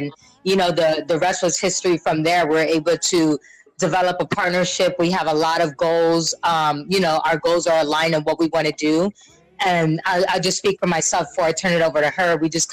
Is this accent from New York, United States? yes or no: yes; New York City, New York, United States; moved away as an adult; also born or lived in Florida; now in California, United States; I'm originally from the Bronx, of course, one of the best places in the world